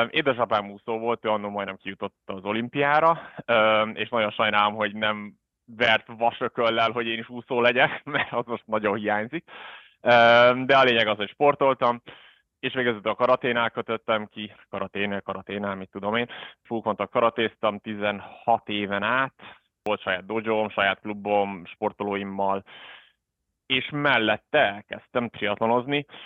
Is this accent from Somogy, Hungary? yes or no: no; Budapest, Hungary; moved away as an adult; also born or lived in South Africa; now in Switzerland; Magyarországon tanultam, budapesti vagyok, gyerekkoromat Dél-Afrikába töltöttem, de alapvetően budapesti vagyok